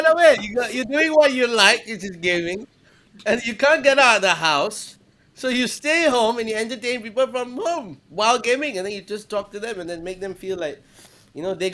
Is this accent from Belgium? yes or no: no; Singapore; I am Singaporean.